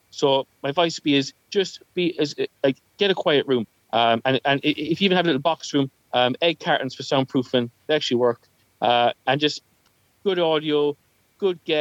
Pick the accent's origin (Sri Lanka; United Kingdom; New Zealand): United Kingdom; Northampton, East Midlands; I grew up in Northampton for 12 years.